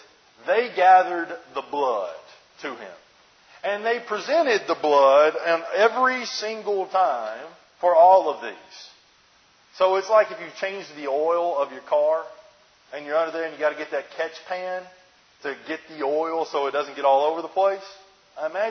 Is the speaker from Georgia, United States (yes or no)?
no; New Jersey, United States; we're from Jersey